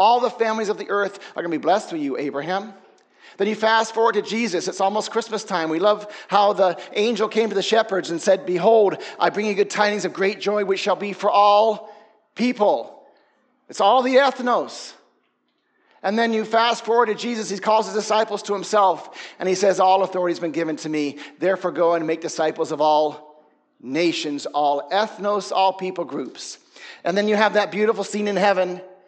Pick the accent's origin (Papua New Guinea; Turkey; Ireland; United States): Papua New Guinea; moved away as an adult; also born or lived in Australia / England; I'm from England. My family's British. I was born in Australia. I grew up in Papua New Guinea till I was 18 years old. And then I went to Bible school in the States.